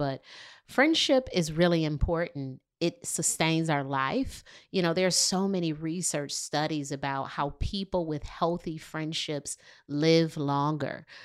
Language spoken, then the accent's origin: English; Detroit, Michigan, United States; moved away as an adult; now in Charlotte, United States; More than 10 years ago, I moved to Charlotte from Detroit, Michigan